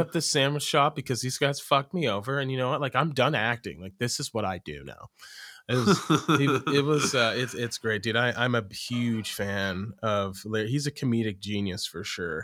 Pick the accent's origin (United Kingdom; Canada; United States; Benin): United States; Oregon; moved away; also born or lived in Iowa; I'm from Oregon